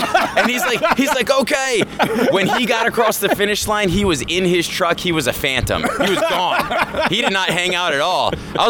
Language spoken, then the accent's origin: English; Annapolis, Maryland, United States; now in Haddonfield, United States; I'm originally from Annapolis, Maryland. We both live in Haddonfield, New Jersey, just outside of Philadelphia.